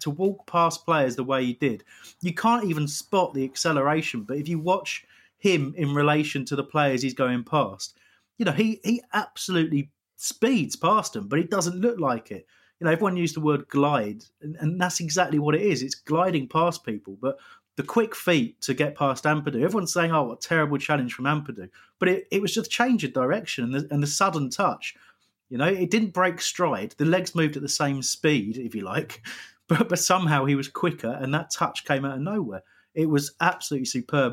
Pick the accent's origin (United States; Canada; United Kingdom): United Kingdom; England; I am English.